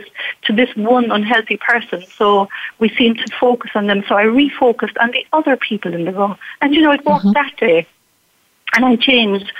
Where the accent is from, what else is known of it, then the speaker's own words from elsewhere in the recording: Ireland; me being Irish, definitely we had an authoritarian society. At the time when I was brought up